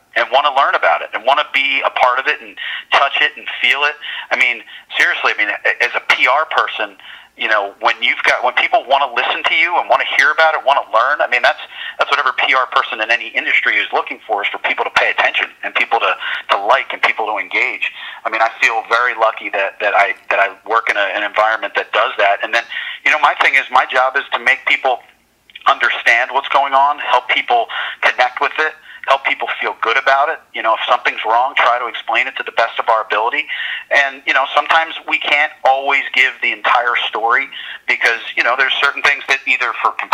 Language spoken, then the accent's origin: English; Philadelphia, Pennsylvania, United States; moved away; I grew up in Philadelphia.